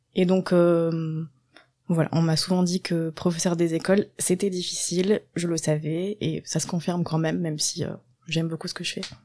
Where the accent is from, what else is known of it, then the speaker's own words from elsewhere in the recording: Landes, Nouvelle-Aquitaine, France; moved away as an adult; also born or lived in Bordeaux; La campagne dans le sud-ouest, dans les Landes